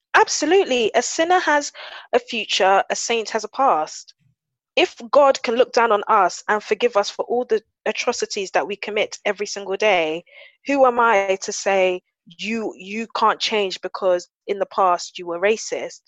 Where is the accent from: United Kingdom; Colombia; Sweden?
United Kingdom; London; I grew up in South London